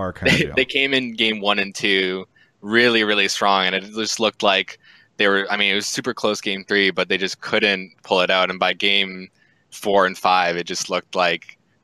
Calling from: Saskatchewan, Canada; Saskatchewan, Canada.

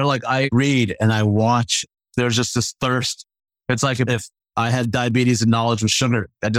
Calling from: Addison, Texas, United States; Addison, Texas, which is about, Mesquite would be about 15 miles

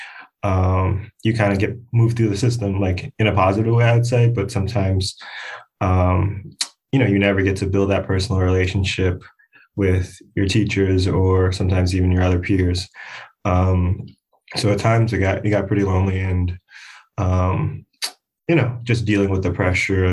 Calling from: Harrison, New Jersey, United States; I'm actually calling from Harrison, New Jersey

